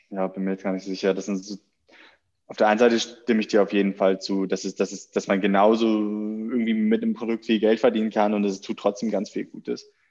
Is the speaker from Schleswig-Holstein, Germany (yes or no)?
yes; Schleswig-Holstein, Germany; moved away as an adult; also born or lived in Netherlands / Hamburg; now in Berlin, Germany; aber ich komme eigentlich aus Nähe Hamburg, nicht, also eigentlich Schleswig-Holstein, aber an der Grenze zu Hamburg.